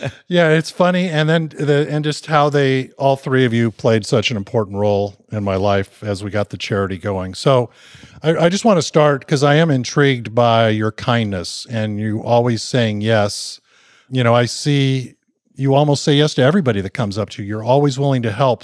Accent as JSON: {"language": "English", "region": "Southern California", "country": "United States", "tie": "born or raised there", "said": "growing up in Southern California"}